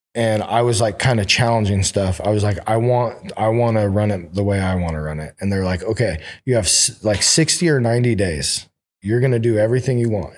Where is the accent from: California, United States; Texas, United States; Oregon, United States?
California, United States; Oroville; now in Sacramento, United States; I grew up in Orville.